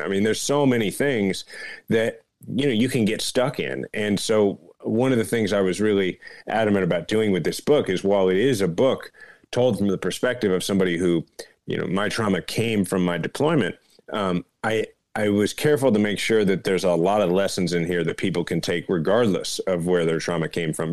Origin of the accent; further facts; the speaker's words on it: Kansas City, Missouri, United States; Kansas City, my hometown